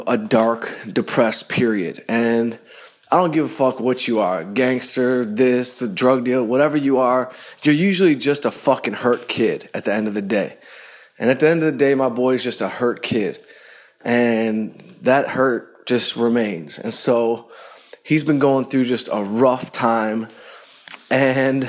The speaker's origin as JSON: {"language": "English", "town": "Detroit", "region": "Michigan", "country": "United States", "said": "I'm from Detroit"}